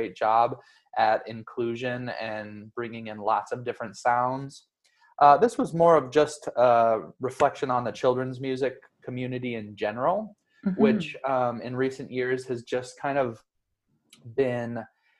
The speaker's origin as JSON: {"language": "English", "town": "Denver", "region": "Colorado", "country": "United States", "tie": "born or raised there", "said": "We grew up together in Denver, Colorado"}